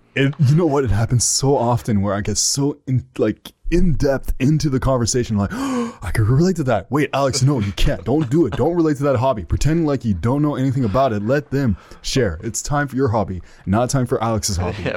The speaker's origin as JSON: {"language": "English", "town": "Ottawa", "region": "Ontario", "country": "Canada", "said": "I am from Ottawa, Ontario, Canada, so I'm up north. I'm one of them Canadians."}